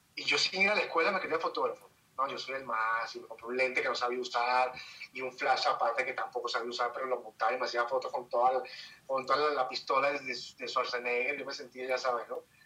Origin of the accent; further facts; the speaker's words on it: Caracas, Capital District, Venezuela; moved away as an adult; now in Mexico; En Caracas, de donde soy